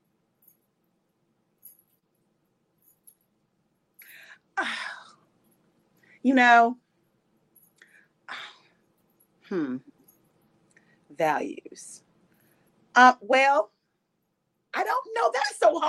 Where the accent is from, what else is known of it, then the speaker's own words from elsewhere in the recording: Louisville, Kentucky, United States; moved away; I'm from Louisville, Kentucky